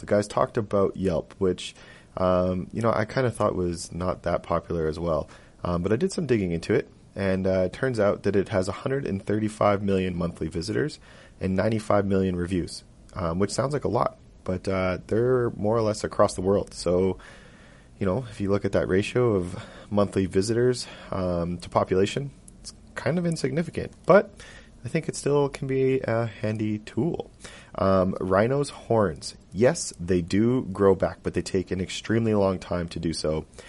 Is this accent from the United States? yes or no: no; Edmonton, Alberta, Canada; born or raised there